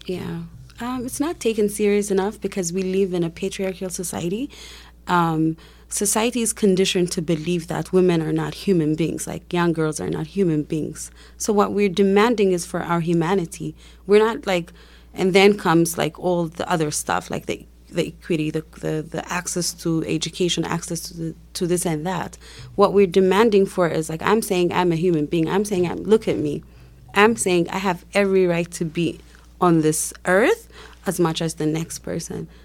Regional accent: Ethiopia; I'm from Ethiopia

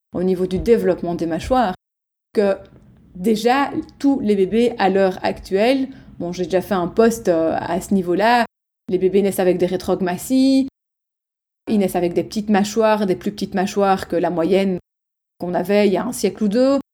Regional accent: Belgium; je suis belge, moi je dis euh, logopède

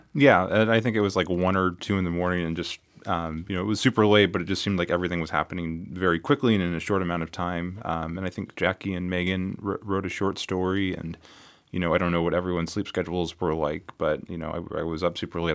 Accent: California, United States; now in Las Vegas, United States; my hometown in California

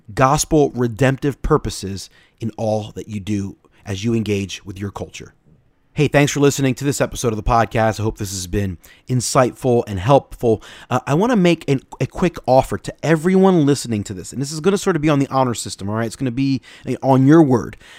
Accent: United States; we're American

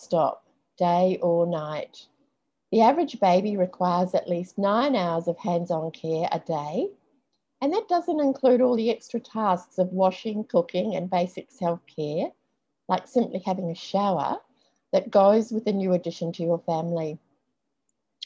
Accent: New Zealand; I grew up in New Zealand, and my dad was a truck driver

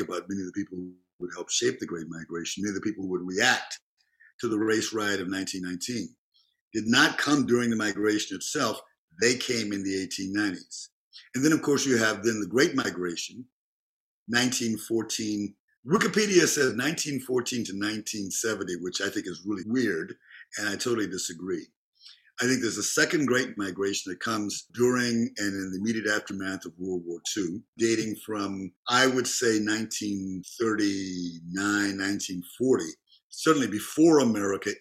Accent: Memphis, Tennessee, United States; moved away; also born or lived in Chicago; I grew up in Memphis

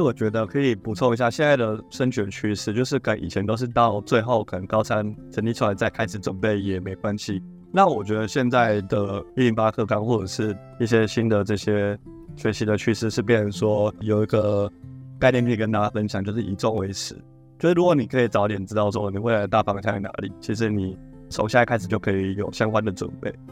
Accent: Tainan, Taiwan; 我是台南人，然后我大学的时候是念地理系

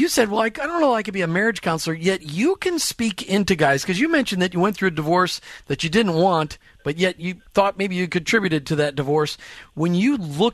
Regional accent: Minneapolis, Minnesota, United States; I grew up in Minneapolis

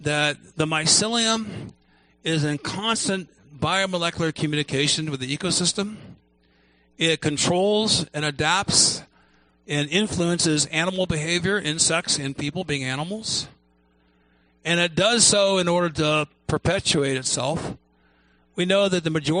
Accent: Ohio, United States; I grew up in Ohio

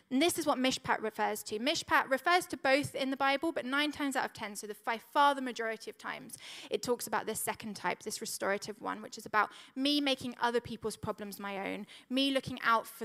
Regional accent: Switzerland; Now, when I was growing up, we grew up in I grew up in Switzerland, and my dad was a vicar

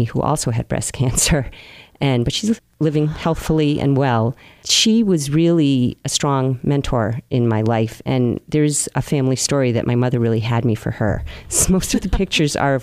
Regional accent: Marion, Massachusetts, United States; I grew up in Marion, which is a lovely seaside town.

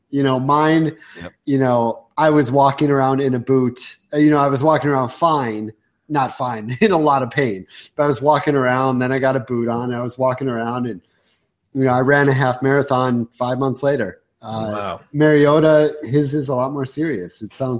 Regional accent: Minnesota-Canadian border, United States; I was born on the Minnesota-Canadian border

